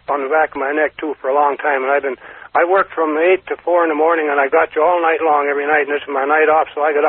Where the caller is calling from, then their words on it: Carson City, Nevada, United States; from Carson City.